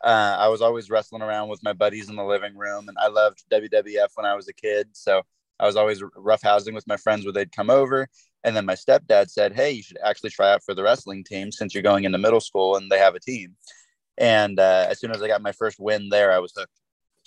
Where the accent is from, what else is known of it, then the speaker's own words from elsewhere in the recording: Sacramento, California, United States; I'm in California, in around Sacramento area.